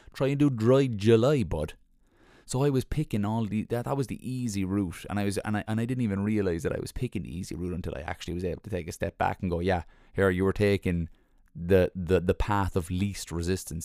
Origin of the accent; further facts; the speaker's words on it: Ireland; We're Irish